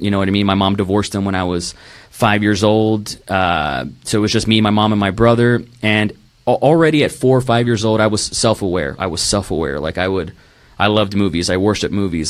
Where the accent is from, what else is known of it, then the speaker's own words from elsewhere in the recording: Rio Grande Valley, Texas, United States; moved away; also born or lived in Tulsa, Oklahoma / Dallas, Texas; I was born in Tulsa, Oklahoma. Um, moved to Dallas for about a year and then moved to the Rio Grande Valley